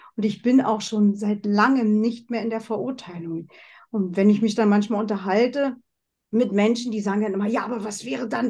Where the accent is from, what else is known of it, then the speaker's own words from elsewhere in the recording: Germany; moved away as an adult; also born or lived in West Germany; now in Switzerland; Ich komme ja aus der DDR. Ich habe es im Osten gelernt